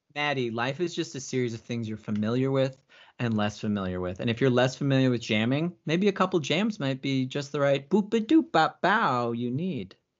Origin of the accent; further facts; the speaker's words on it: Phoenix, Arizona, United States; now in Los Angeles, United States; I'm originally from Phoenix, Arizona.